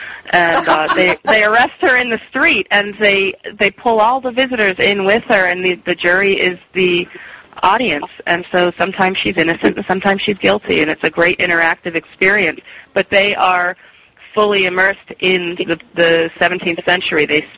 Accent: New York, United States; now in Salem, United States; I'm not from here originally. I am originally from New York.

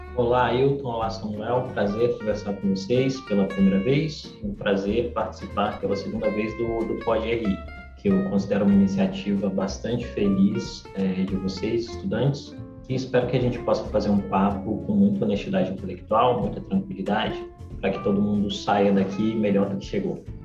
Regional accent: Brasília, Federal District, Brazil; nascido e criado em Brasília

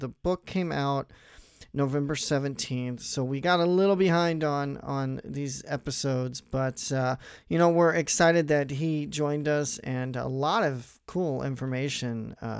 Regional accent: Midwest, United States; You know, one thing I'm not from LA either. I'm from the Midwest, and I had always wanted to go to LA.

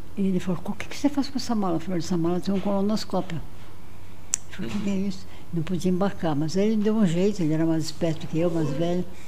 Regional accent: Brazil; also born or lived in Marajó; eu sou do Brasil, eu sou cirurgião

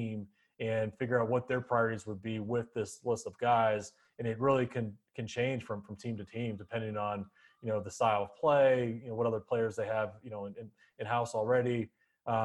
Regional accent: Arizona, United States; I grew up in Arizona

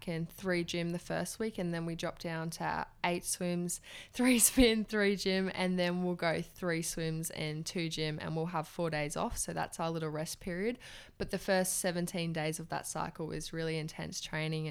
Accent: Hervey Bay, Queensland, Australia; moved away as an adult; now in Sunshine Coast, Australia; so I moved up there in February, but I'm originally from Hervey Bay.

